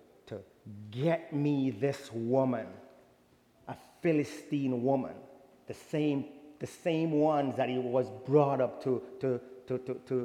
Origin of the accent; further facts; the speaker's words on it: Jamaica; I'm from Jamaica